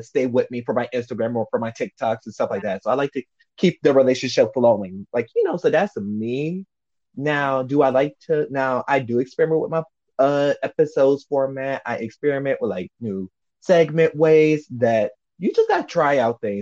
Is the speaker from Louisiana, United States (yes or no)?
yes; New Orleans, Louisiana, United States; I'm from New Orleans